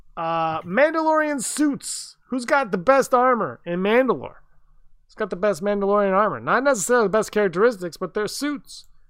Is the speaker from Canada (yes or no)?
yes; Canada; we're Canadian